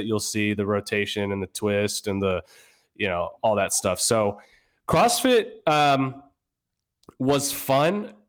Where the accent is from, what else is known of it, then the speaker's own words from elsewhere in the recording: Virginia, United States; I'm originally from Northern Virginia, just outside of DC.